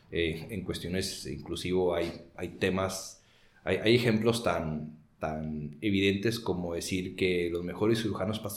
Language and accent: Spanish; Mexicali, Baja California, Mexico; also born or lived in Monterrey / United States; Soy de Mexicali, del 76. He vivido en algunas otras partes de, México y Estados Unidos, pero originario de aquí.